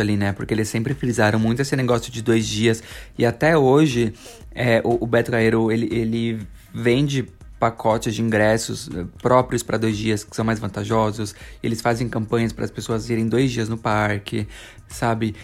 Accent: São Paulo, Brazil; a gente vivia tudo em São Paulo. Os meninos são paulistas, eu e o Lércio somos paulistas

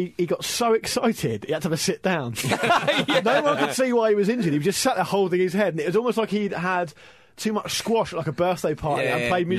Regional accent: Gosport, South East England, United Kingdom; Yeah, well, I grew up in Gosport.

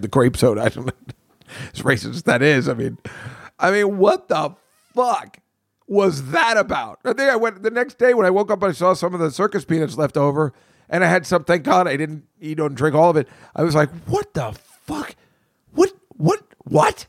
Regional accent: New Jersey, United States; moved away as an adult; now in New York City, United States; growing up in Jersey

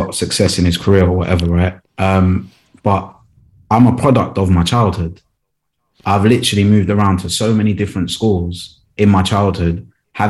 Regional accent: London, United Kingdom; also born or lived in West Midlands / Kent / Leeds; South London's probably been the area that I've grown up in the most, but I've been around the UK

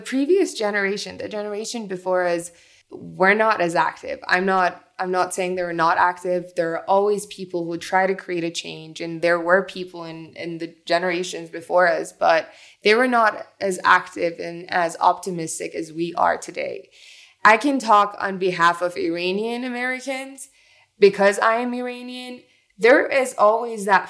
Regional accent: Dubai, United Arab Emirates; also born or lived in Iran; now in United States; I was born in Iran, but raised in Dubai

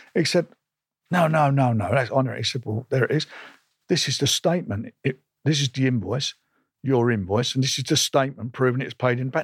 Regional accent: London, United Kingdom; I was born in Islington in nineteen fifty-two. I left school when I was about fourteen and a half

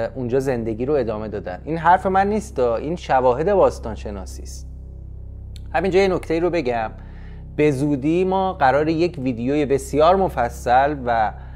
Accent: Tehran, Tehran Province, Iran; که در ایران متولد شدم در تهران 35 سال زندگی کردم

